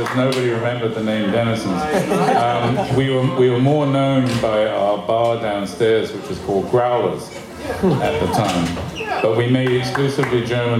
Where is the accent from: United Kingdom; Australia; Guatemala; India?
United Kingdom; England; moved away as an adult; now in Canada; I was born in England to a Canadian mother and an English father